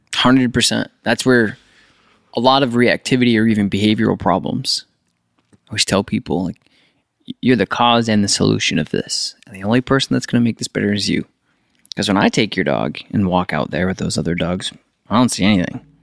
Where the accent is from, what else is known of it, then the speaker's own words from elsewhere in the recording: upstate New York, United States; I'm from New York